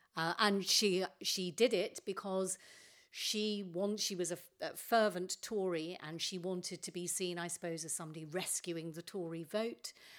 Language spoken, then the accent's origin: English; London, United Kingdom; I was brought up in North Finchley